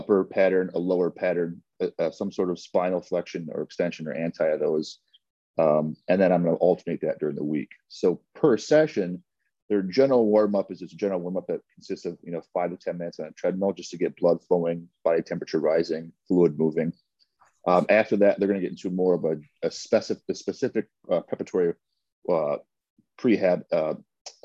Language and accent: English; Chicago, Illinois, United States; Born and raised in the city. Yep. Campbell, Warner, that north side of Chicago.